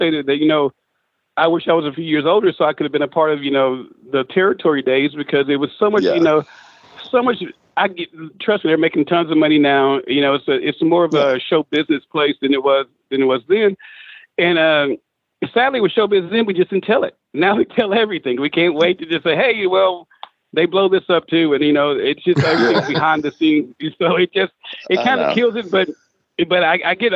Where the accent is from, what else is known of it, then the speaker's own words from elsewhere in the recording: Memphis, Tennessee, United States; growing up in Memphis